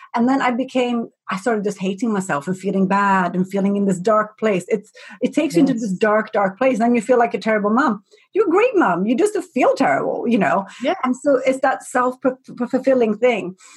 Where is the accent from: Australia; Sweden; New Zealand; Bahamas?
Sweden; I'm from Sweden